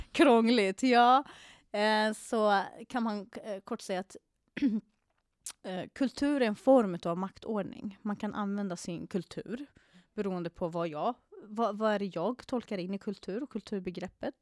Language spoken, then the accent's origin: Swedish; Iraq; now in Sweden; jag kommer själv från Irak